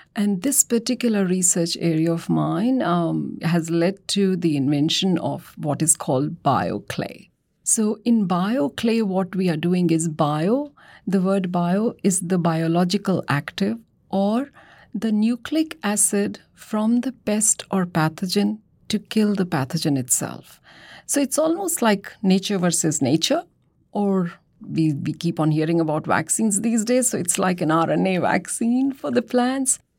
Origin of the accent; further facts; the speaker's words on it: Delhi, India; moved away; I'm from Delhi and grew up seeing the transformation of Delhi as it progressed